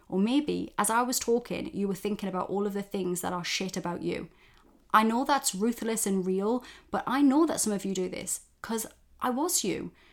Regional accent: Geordie, North East England, United Kingdom; accent: Geordie; my fellow Geordies for those outside of the U K. That's somebody from the northeast of England. And we have our own dialect

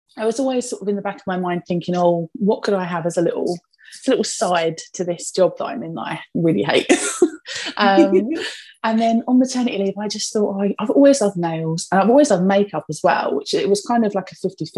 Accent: Essex, East of England, United Kingdom; if my accent doesn't give me away, I'm from Essex. Born and bred. I've always lived in Essex actually, like my entire life

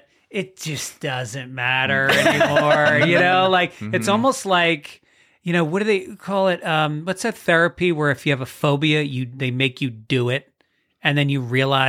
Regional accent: Tarrytown, New York, United States; In New York. Yes. Tarrytown, New York.

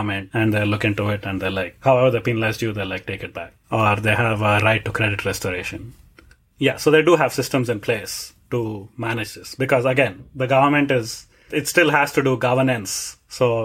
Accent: India; moved away; I am from India and we usually don't have such a strong standardized, you know, like nationwide system

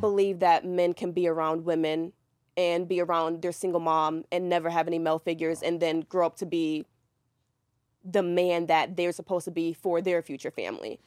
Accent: New York, United States; now in Atlanta, United States; I'm from New York. I came to Atlanta

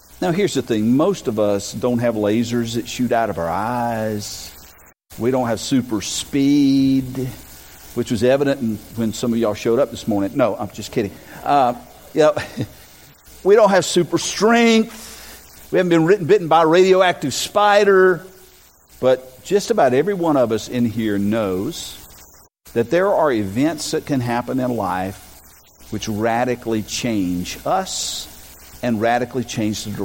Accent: Robersonville, North Carolina, United States; born or raised there

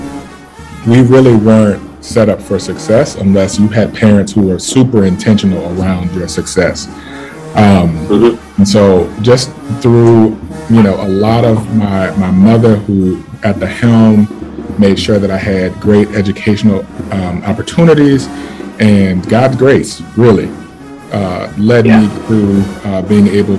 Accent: New Orleans, Louisiana, United States; born and raised in the Irish Channel

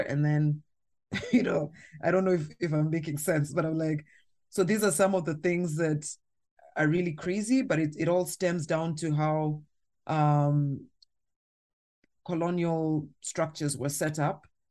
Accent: Kenya; as a Kenyan, as a Maasai woman who, in my community, we drink milk and blood as well

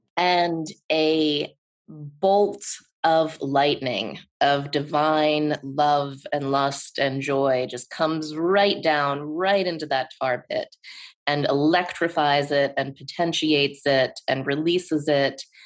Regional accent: Pittsburgh, Pennsylvania, United States; it's in Pittsburgh, my hometown

